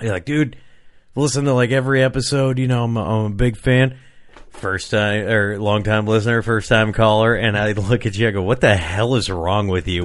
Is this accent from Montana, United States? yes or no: no; Rock Island, Illinois, United States; I grew up in Rock Island, Illinois